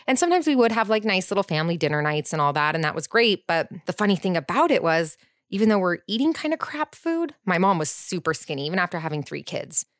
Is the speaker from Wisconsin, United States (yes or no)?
no; Orange County, California, United States; I grew up in Orange County too in a private school